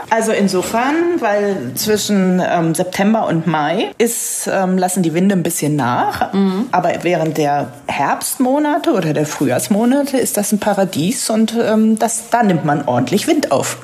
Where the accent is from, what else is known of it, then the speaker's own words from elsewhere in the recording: Northern Germany, Germany; als Norddeutsche fühle ich mich da sehr wohl